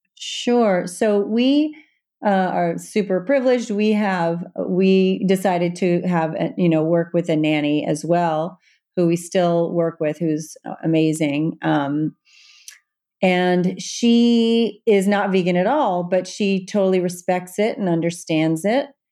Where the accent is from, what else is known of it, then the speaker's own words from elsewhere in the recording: Evansville, Indiana, United States; also born or lived in Manhattan, New York; now in New York City, United States; my hometown of Evansville, Indiana